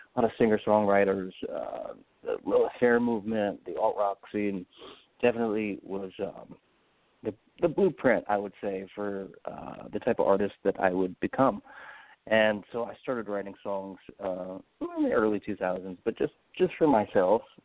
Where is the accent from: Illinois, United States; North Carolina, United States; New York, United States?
New York, United States; I grew up in New York